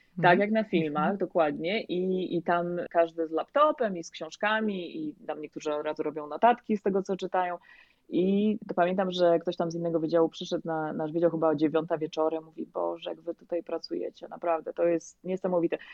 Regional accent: Poland; moved away as an adult; now in Florida, United States; ja przyjechałam z Polski, ja odbyłam całą swoją dotychczasową edukację w Polsce

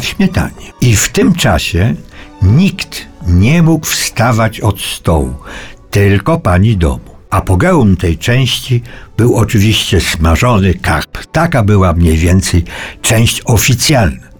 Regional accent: Cieszyn Silesia, Silesian Voivodeship, Poland; w moich stronach, to znaczy na Śląsku Cieszyńskim

